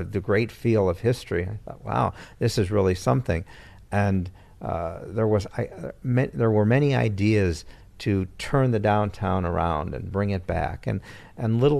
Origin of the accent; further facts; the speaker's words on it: Chicago, Illinois, United States; moved away as an adult; now in Aurora, United States; I grew up in Chicago, and when I came to Aurora, it was the mid-1980s